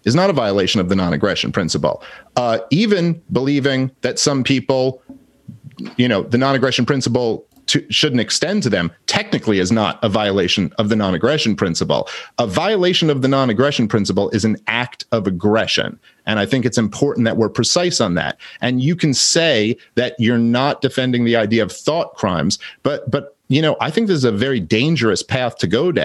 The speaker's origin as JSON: {"language": "English", "town": "New York City", "region": "New York", "country": "United States", "tie": "born or raised there", "said": "I grew up in Brooklyn"}